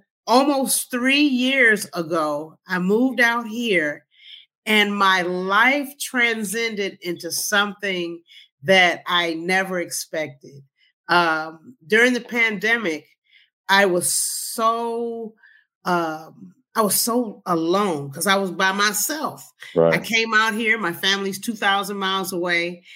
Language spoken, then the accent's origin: English; Detroit, Michigan, United States; I am originally from Motown, Detroit City in Michigan, a West Side girl